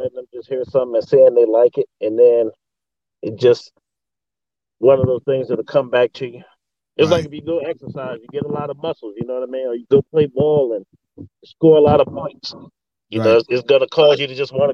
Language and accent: English; Maryland, United States; also born or lived in Virginia; I grew up in Maryland, but I'm originally from Virginia